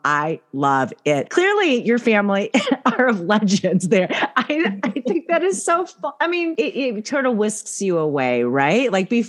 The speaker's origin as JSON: {"language": "English", "country": "Philippines", "tie": "born there", "said": "like my family in California, when I would go back to the Philippines, they're like, you're going back home. So I was born in the Philippines."}